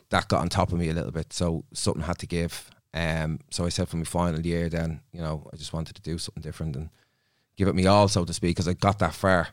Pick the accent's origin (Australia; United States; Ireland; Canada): Ireland; Dublin, Leinster; I'm from Dublin